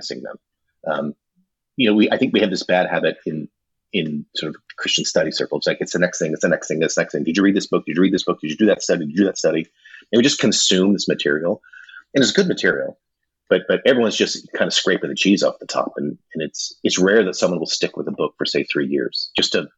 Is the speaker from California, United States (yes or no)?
yes; Running Springs, California, United States; I grew up down in Southern California in a mountain town called Running Springs.